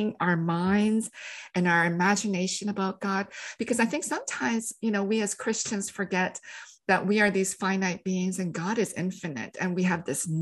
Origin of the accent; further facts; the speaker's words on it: Canada; I had to learn French when I grew up in Canada.